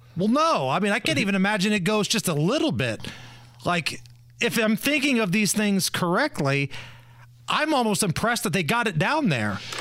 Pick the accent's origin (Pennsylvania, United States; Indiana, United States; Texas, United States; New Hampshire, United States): Indiana, United States; born or raised there